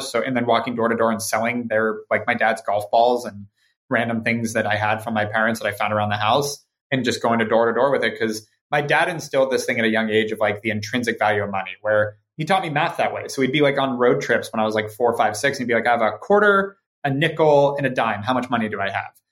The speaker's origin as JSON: {"language": "English", "town": "Ojai", "region": "California", "country": "United States", "tie": "born or raised there", "also_born_or_lived": "Santa Monica", "lives_now": "Los Angeles, United States"}